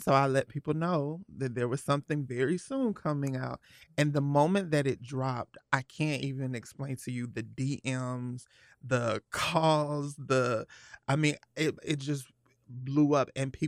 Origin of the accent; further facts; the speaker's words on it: Atlanta, Georgia, United States; I am 31 years old, and I'm actually from Atlanta, Georgia. Born and raised.